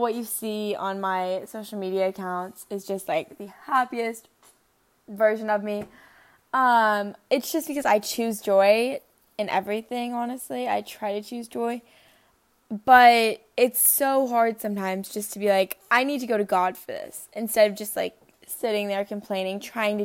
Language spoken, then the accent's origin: English; Norcross, Georgia, United States; I was born in Norcross, Georgia.